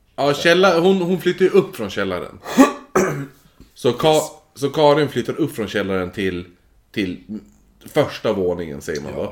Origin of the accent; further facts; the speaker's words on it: Holmsund, Västerbotten County, Sweden; i Holmsund, eh, där jag växte upp då. I mina föräldrars hus.